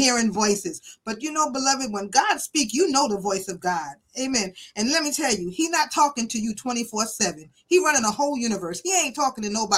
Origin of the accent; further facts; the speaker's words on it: New York City, New York, United States; I grew up in Brooklyn, New York, as a child of a single mother